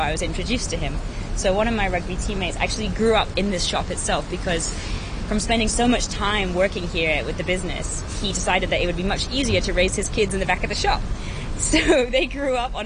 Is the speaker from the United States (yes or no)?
no; Hong Kong; also born or lived in London / Nottingham; I grew up in Hong Kong. Interestingly, I was born in London, but I came back to Hong Kong with my family after 20 days.